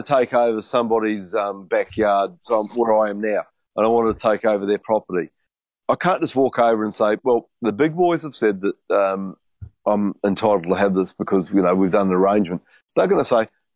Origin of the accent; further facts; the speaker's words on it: New Zealand; I'm from New Zealand